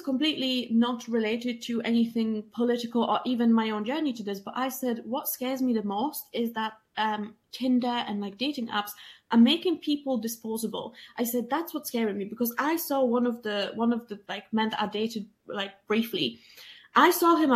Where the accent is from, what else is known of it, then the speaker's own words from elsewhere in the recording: Poland; moved away; I'm an immigrant and I'm from Poland and I'm a woman.